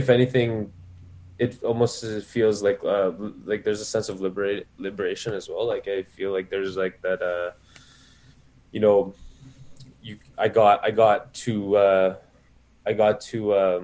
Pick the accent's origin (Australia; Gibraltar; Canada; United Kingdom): Canada; Winnipeg, Manitoba; moved away as an adult; now in Toronto, Canada; Born and raised in Winnipeg, Manitoba, Canada